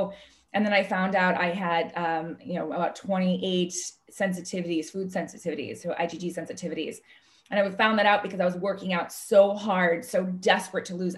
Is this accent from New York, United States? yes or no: no; Chicago, Illinois, United States; I'm originally from Chicago